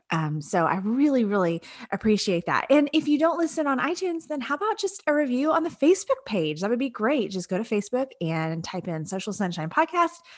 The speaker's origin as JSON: {"language": "English", "town": "Lake Jackson", "region": "Texas", "country": "United States", "tie": "born or raised there", "said": "my hometown of Lake Jackson, Texas"}